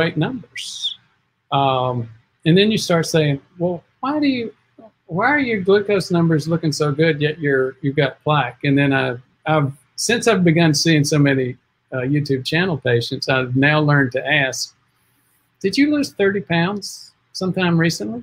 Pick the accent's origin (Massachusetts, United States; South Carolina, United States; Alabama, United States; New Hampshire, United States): South Carolina, United States; Spartanburg; I am from South Carolina, Spartanburg